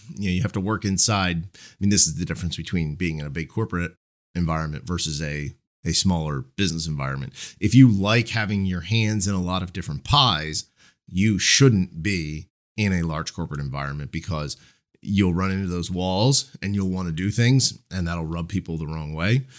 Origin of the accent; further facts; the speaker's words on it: Marlton, New Jersey, United States; The first Commerce Bank, uh, branch was actually in my, uh, in my hometown. It was, they, they're, they were headquartered in, in Cherry Hill, New Jersey. And the first one was, their first chain was actually in Marlton.